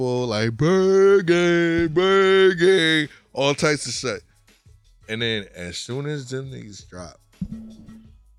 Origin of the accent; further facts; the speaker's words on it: Connecticut, United States; I'm from Connecticut